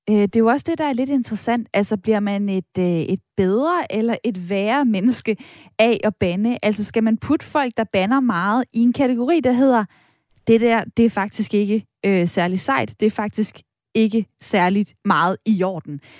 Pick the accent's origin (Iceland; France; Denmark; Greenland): France; Danish is a second language; jeg banner på fransk, fordi jeg er franskmand.